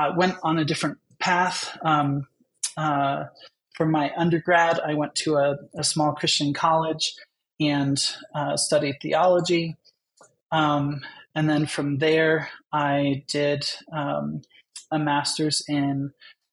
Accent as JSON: {"language": "English", "region": "New Jersey", "country": "United States", "tie": "born or raised there", "said": "I grew up in New Jersey."}